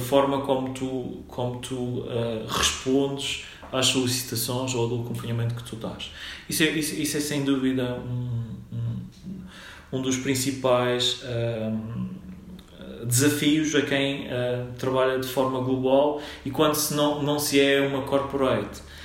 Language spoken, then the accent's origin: Portuguese; Funchal, Madeira, Portugal; moved away; also born or lived in Minho; Eu sou natural da, da Madeira, do Funchal.